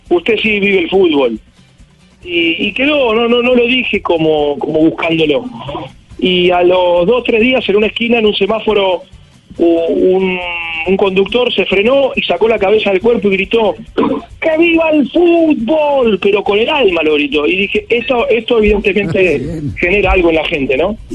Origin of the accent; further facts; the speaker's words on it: Argentina; born there; eh, como te dijera, eh, o sea, soy argentino de nacimiento